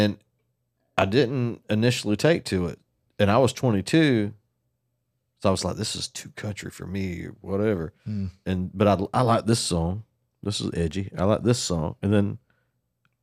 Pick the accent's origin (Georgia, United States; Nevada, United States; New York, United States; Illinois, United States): Georgia, United States; Waycross; my hometown